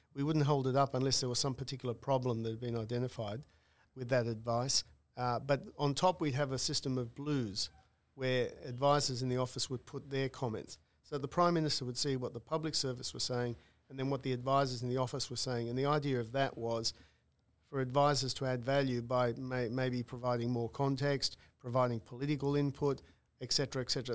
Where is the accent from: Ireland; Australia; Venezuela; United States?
Australia; Newcastle, New South Wales; having grown up in Newcastle